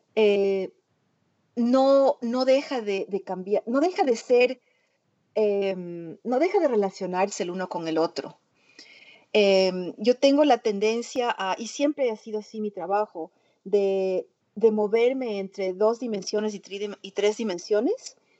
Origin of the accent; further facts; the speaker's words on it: Ecuador; moved away as an adult; also born or lived in New York, United States; now in United States; yo nací en, Nueva York, pero antes de cumplir un año me trasladé al Ecuador con mi madre y, yo crecí en el Ecuador. Y después, em, cuando cumplí 22 años, vuelvo a migrar a los Estados Unidos